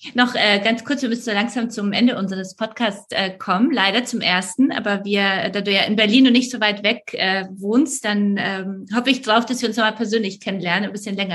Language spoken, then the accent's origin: German; Poland; moved away; ich komme aus Polen